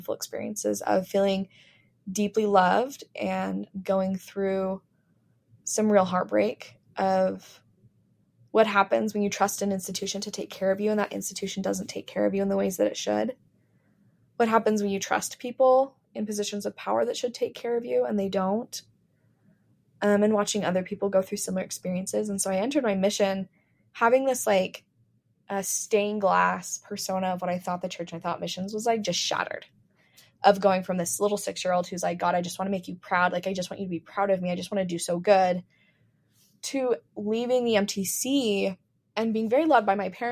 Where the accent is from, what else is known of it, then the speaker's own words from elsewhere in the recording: Medford, Oregon, United States; moved away; also born or lived in Utah; I grew up in Medford, Oregon